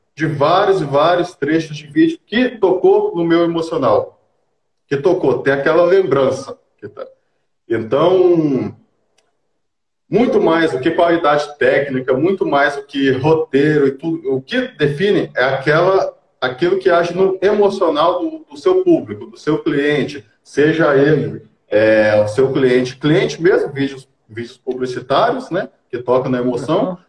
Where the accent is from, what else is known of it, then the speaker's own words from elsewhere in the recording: Colorado do Oeste, Rondônia, Brazil; eu nasci aqui em Colorado do Oeste mesmo, né? É, uhum. Nascido e criado aqui na terrinha